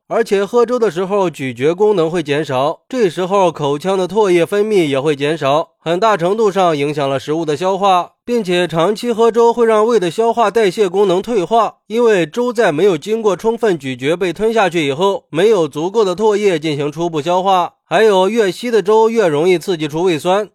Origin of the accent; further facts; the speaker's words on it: China; 而且，我们中国人跟西方人在体质上的区别是很大的。